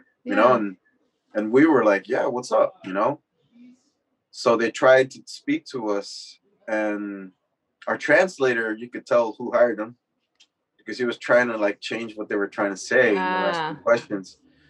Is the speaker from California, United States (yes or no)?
yes; Los Angeles, California, United States; I'm from Northeast LA. I've seen people blow up in front of me too